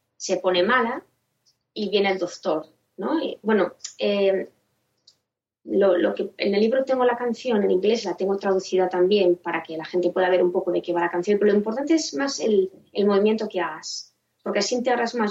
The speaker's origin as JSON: {"language": "Spanish", "country": "Spain", "said": "personas españolas que, hemos aprendido el, inglés un poco ya de mayores"}